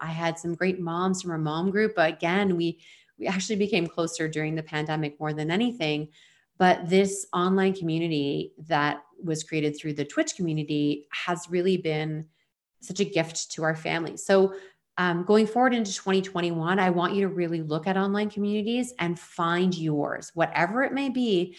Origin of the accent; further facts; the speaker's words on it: Ontario, Canada; moved away as an adult; now in Vancouver Island, Canada; I'm from Eastern Ontario outside of Toronto, and I live now on Vancouver Island.